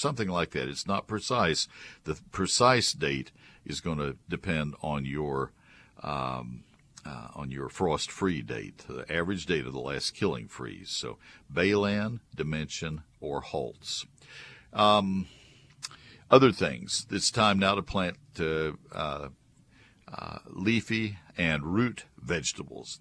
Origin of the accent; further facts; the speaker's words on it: Brazos County, Texas, United States; also born or lived in Dallas-Fort Worth area, Texas; I grew up in Brazos County